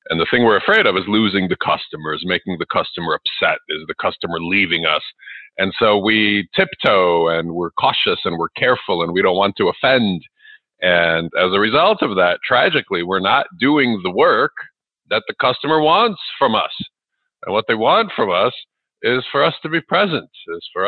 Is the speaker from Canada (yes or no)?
no; Ukraine; also born or lived in Chicago area, United States; now in Chicago, United States; I wasn't born here in the U.S. where I live now. I live in the Chicago area. I was born in Ukraine, which is the former Soviet Union, and we came here with about twenty dollars U.S.